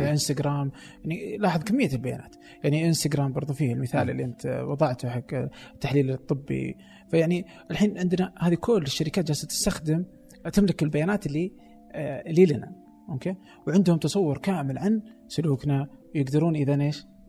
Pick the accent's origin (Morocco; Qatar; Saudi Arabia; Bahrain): Saudi Arabia; عندنا في السعودية